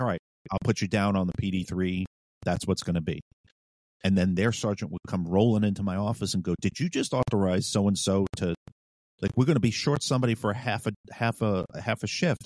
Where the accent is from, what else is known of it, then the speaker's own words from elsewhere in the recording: New York City, New York, United States; now in Virginia, United States; I'm from New York City